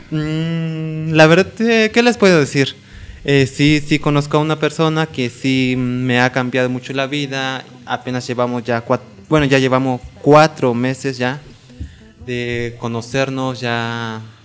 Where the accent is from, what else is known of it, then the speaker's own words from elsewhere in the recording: Oaxaca, Mexico; now in Mexico City, Mexico; yo crecí en el estado de Oaxaca, actualmente vivo en Azcapotzalco, en la Ciudad de México.